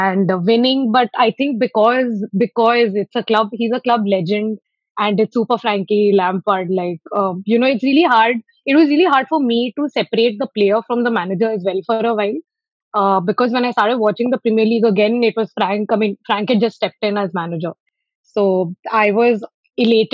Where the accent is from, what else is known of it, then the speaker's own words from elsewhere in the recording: Hyderabad, Telangana, India; I'm from Hyderabad